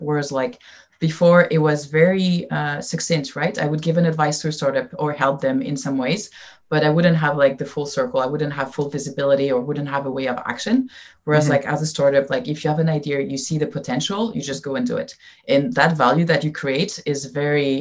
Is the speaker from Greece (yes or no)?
no; France; English is a second language; moved away as an adult; also born or lived in Silicon Valley; I came to Silicon Valley when I was 21 from France and I didn't know anyone and I didn't speak very good English